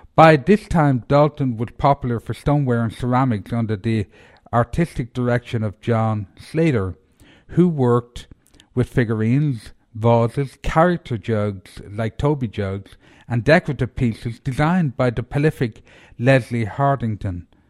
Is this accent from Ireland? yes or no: yes; Ireland; now in Asheville, United States; I'm, I'm from Ireland